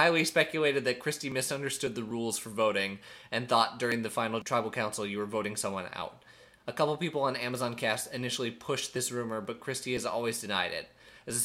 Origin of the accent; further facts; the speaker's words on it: Eau Claire, Wisconsin, United States; Growing up in Eau Claire, which also has a large Hmong population, you learn a lot of this stuff